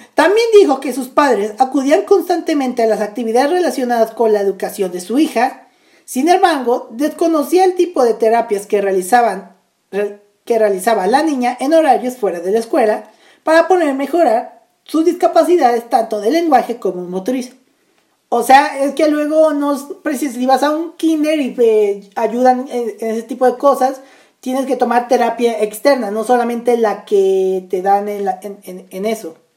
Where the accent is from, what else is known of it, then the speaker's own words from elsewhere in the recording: Naucalpan de Juárez, State of Mexico, Mexico; Naucalpan de Juárez, de donde yo soy